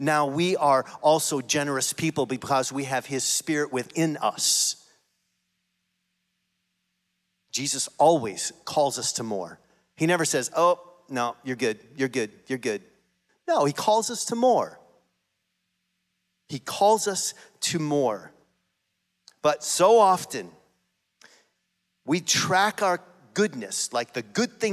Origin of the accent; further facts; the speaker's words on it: United States; we as American Christians